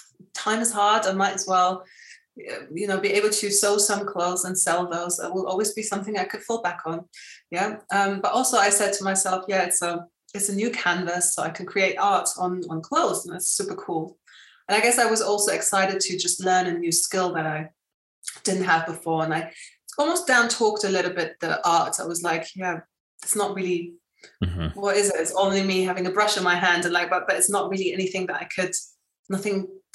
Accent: Spain; obviously growing up in Spain, there my fashion was quite kind of hippie-ish.

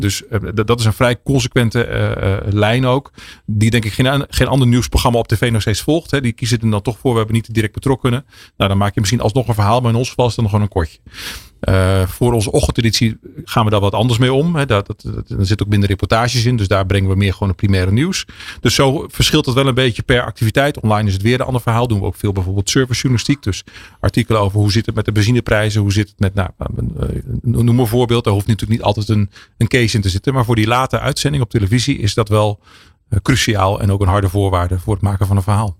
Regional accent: Drenthe, Netherlands; moved away as an adult; Want ik kom uit Drenthe oorspronkelijk. Daar ben ik opgegroeid.

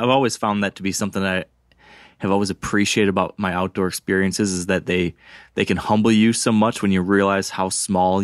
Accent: Michigan, United States; my home state here in Michigan

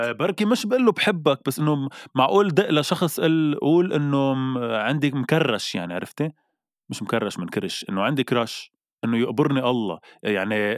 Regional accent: Lebanon; نحن كلبنانيه

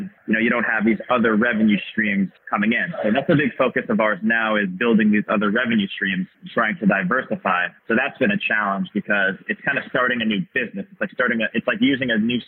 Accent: Long Island, New York, United States; growing up on Long Island, New York City is a train ride away

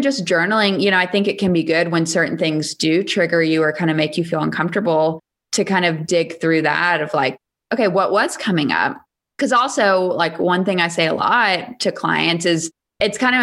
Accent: Charleston, South Carolina, United States; moved away; I grew up in Charleston, South Carolina.

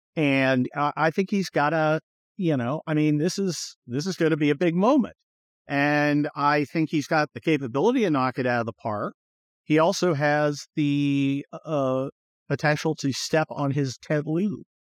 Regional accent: California, United States; I'm a Californian

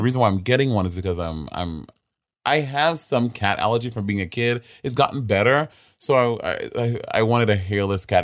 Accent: New York City, New York, United States; I am born and raised in Brooklyn

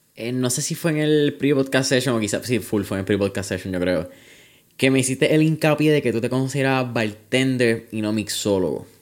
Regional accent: Puerto Rico; Puerto Rico

